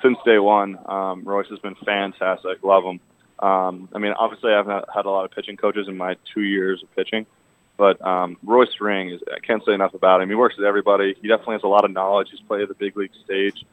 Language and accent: English; Boston, Massachusetts, United States; I grew up around the Boston area